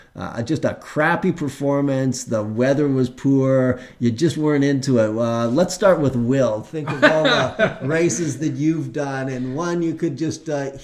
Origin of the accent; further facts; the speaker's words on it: Mission, British Columbia, Canada; I'm from Mission, and that's kind of the backyard.